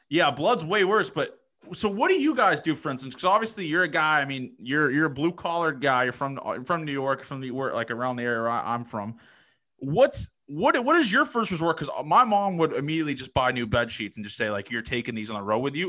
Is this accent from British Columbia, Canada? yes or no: no; Toronto, Ontario, Canada; I'm from Toronto